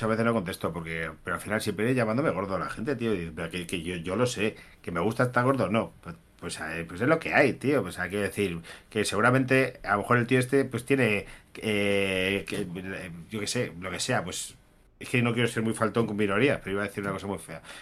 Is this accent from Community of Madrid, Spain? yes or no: yes; Móstoles, Community of Madrid, Spain; yo soy de Móstoles, yo soy, un barrio de Móstoles.